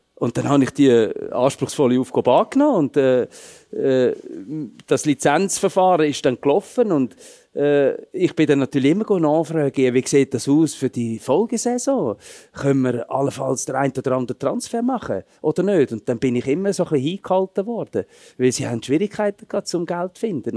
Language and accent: German; Switzerland; moved away as an adult; also born or lived in Dortmund; bei uns in der Schweiz